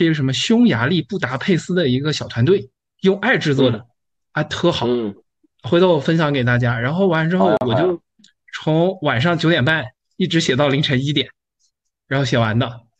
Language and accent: Chinese; Kunming, Yunnan, China; 我是来自昆明